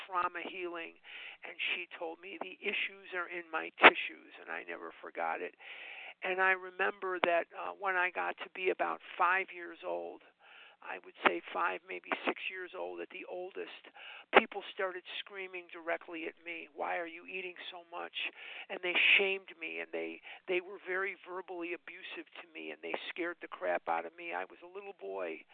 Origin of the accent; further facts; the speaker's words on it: Chicago, Illinois, United States; now in Scottsdale, United States; I'm actually born and raised in Chicago